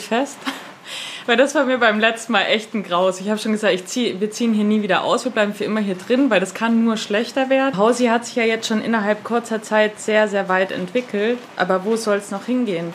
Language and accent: German; Chemnitz area, Saxony, Germany; Chemnitz, ich komme aus der Gegend